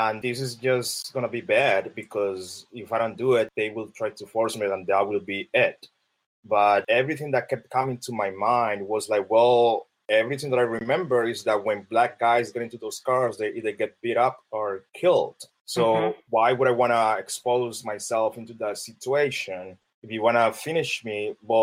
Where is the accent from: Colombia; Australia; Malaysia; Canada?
Colombia; English is a second language; moved away as an adult; now in United States; I'm black. I'm from Colombia. I'm an immigrant. I have an accent.